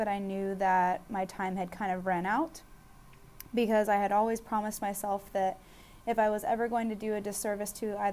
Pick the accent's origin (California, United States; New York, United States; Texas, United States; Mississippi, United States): Texas, United States; Austin; now in San Antonio, United States; I am originally born and raised in Austin, Texas, the best city in the state by far. I'm currently residing in San Antonio, Texas